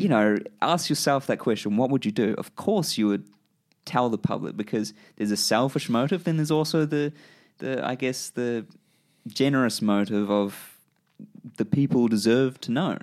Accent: Christchurch, Canterbury, New Zealand; I grew up in Christchurch, New Zealand

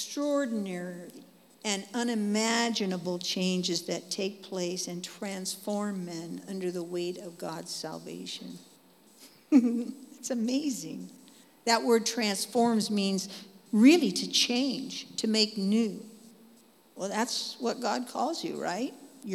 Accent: Dallas, Texas, United States; Anyway, so that's who I am. I'm from Dallas. And I just hang out there, okay?

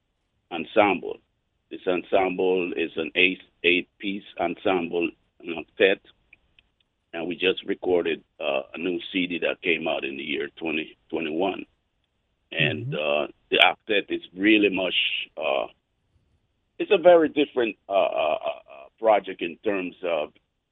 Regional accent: Colón, Panama; I was born in Panama, Colón

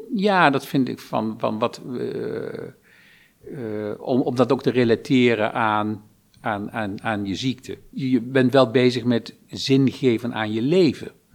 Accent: Lobith, Gelderland, Netherlands; Ik ben geboren in Lobit, dorpje

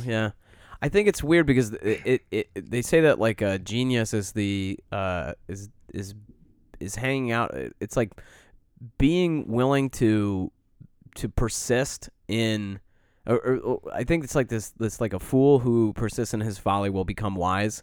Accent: Detroit, Michigan, United States; now in Chicago, United States; growing up in Metro Detroit

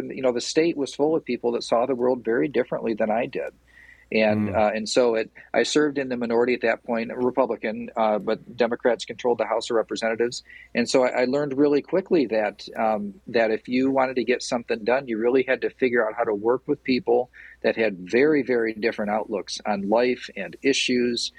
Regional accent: Portland, Michigan, United States; I'm from Portland. Like, I know everybody in Portland. Everybody in Portland knows me.

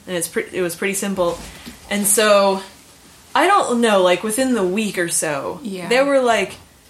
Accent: Berea, Kentucky, United States; moved away; I'm from Berea, Kentucky.

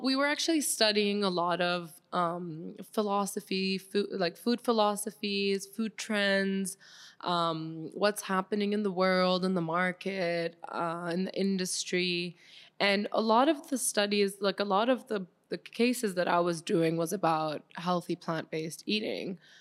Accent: Switzerland; moved away as an adult; now in Miami, United States; I grew up mostly in Switzerland

